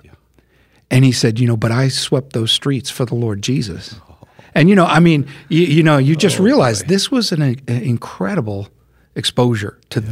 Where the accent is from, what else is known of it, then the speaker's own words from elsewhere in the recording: United States; I'm an American